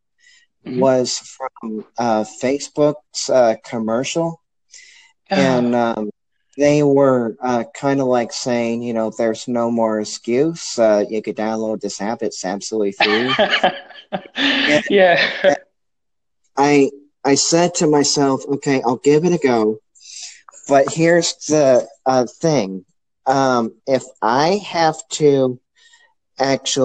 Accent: St. Louis, Missouri, United States; I'm actually from St. Louis. I'm an American

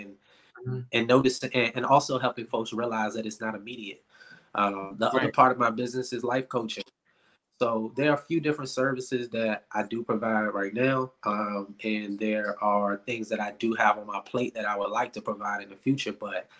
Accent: Richmond, Virginia, United States; from Richmond, Virginia. Born and raised, Richmond Public Schools

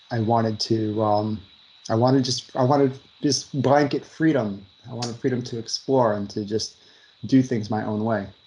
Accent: Long Island, New York, United States; um, I grew up in New York, on Long Island, New York. I'm the fourth child out of 12 in my family.

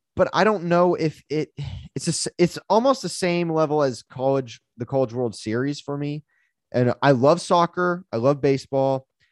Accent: United States

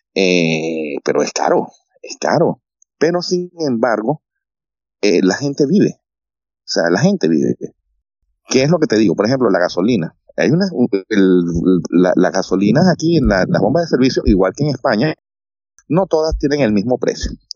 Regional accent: Venezuela; moved away; also born or lived in Madrid, Spain; la nacionalidad venezolana

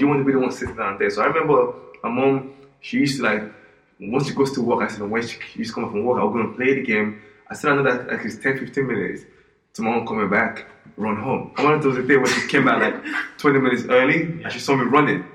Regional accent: Nigeria; moved away; growing up in Nigeria

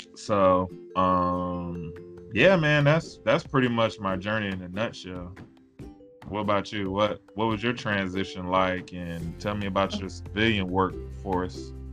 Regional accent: South Carolina, United States; moved away as an adult; also born or lived in Germany / Seoul, South Korea / Orlando, Florida; where I grew up in South Carolina

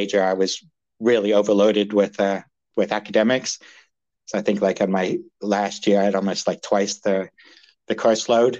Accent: United States; also born or lived in United Kingdom; Well, okay, so I was actually born in the UK, but I grew up listening to stories from my dad and his brother about, you know, throwing Molotov cocktails on Russian tanks in Budapest, you know, during 56. So that was, you know, moved to the States when I was five

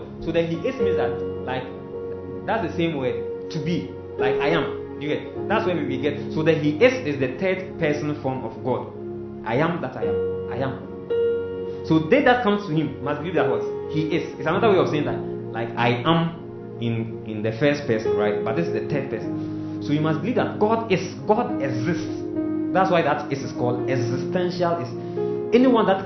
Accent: Kumasi, Ashanti, Ghana; English is a second language; I'm coming from Kumasi. I don't understand English.

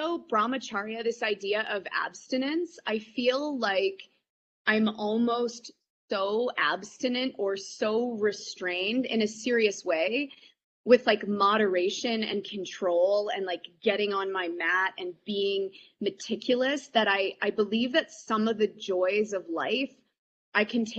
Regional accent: Canada; I think I'm quintessentially Canadian and I hate conflict

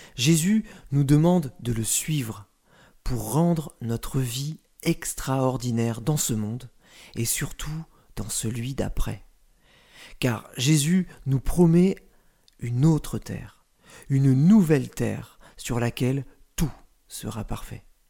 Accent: France; En tant que Français

